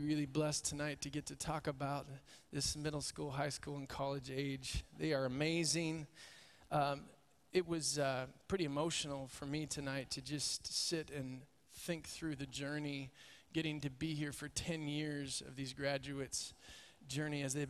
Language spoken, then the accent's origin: English; Corvallis, Oregon, United States; I grew up in King's Circle Assembly of God. Raise your hand if you've ever been there. Corvallis, Oregon. Many of you have been there. Grew up there.